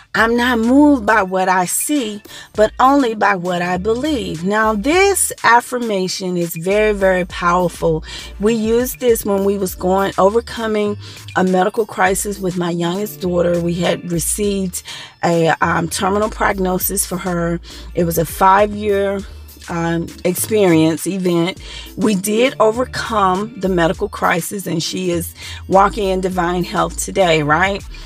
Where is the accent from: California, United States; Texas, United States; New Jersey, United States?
Texas, United States; Dallas; moved away; I'm from the Dallas Texas area, the DFW area originally.